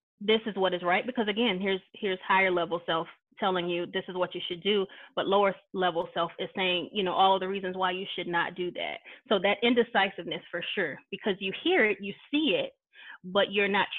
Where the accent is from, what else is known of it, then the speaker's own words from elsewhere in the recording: the South, United States; I grew up in the South